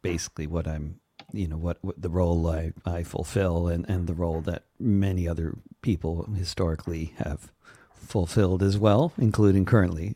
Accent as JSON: {"language": "English", "region": "suburbs of New York", "country": "United States", "tie": "born or raised there", "also_born_or_lived": "Germany", "moved": "yes", "said": "I grew up in a post-anti-Semitic society called the suburbs of New York"}